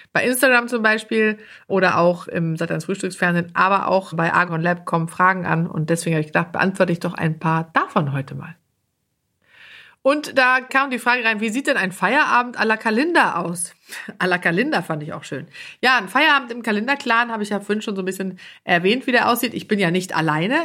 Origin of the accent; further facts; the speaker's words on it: Sweden; moved away; als Schwedin